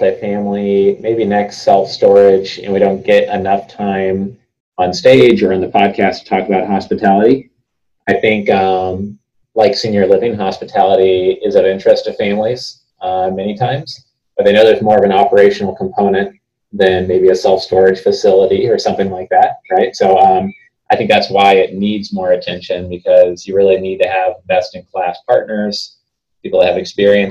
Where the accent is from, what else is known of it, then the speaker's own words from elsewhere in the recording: Willamette Valley, Oregon, United States; I'm from the Willamette Valley, which, you know, for those who love wine knows that besides, you know, Napa, it's the greatest wine production area in the U.S. that I know of. So there's 180 wineries around where I grew up